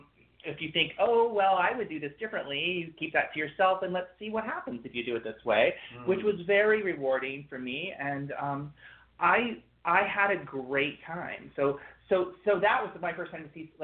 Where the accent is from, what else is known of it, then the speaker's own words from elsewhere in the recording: Ohio, United States; I'm from Ohio